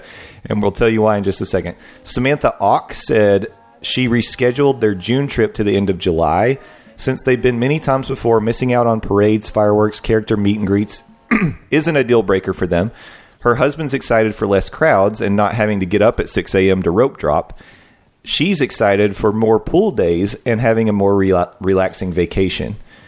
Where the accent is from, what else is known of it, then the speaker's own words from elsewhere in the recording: Canada; We're Canadian, so the exchange makes it much more expensive.